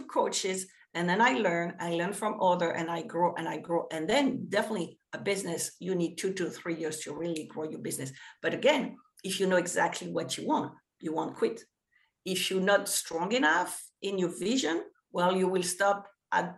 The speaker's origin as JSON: {"language": "English", "country": "France", "also_born_or_lived": "New York", "second_language": "English", "moved": "as an adult", "lives_now": "United States", "said": "we didn't have that in France"}